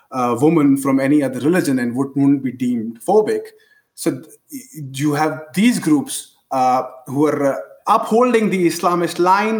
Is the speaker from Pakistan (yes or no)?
yes; Pakistan; I come from Pakistan